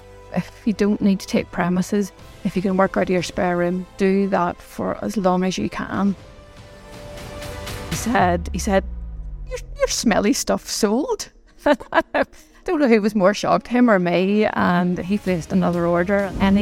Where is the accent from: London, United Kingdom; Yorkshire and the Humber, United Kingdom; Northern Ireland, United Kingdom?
Northern Ireland, United Kingdom; Belfast; But yes, I grew up in Belfast, and my dad ran a shoe shop.